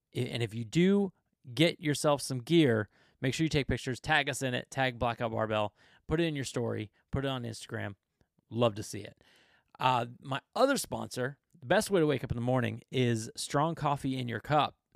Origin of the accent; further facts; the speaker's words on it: Florida, United States; I come from Florida